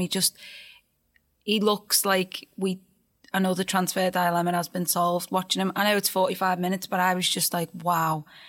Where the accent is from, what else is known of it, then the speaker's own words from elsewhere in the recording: Birkenhead, North West England, United Kingdom; I've got to be there in my hometown